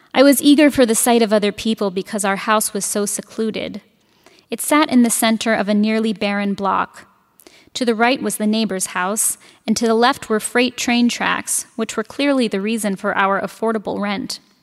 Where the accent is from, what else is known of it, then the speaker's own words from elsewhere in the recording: San Francisco, California, United States; now in Madison, United States; I'm from San Francisco